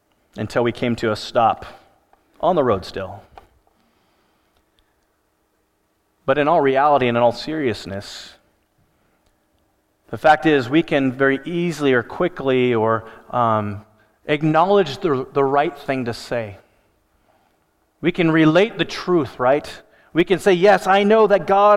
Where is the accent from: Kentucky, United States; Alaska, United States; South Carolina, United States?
Alaska, United States; I grew up in Alaska